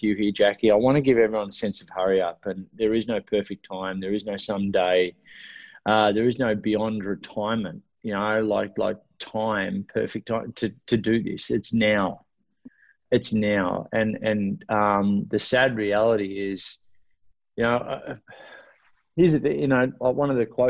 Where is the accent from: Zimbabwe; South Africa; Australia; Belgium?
Australia; I'm Australian.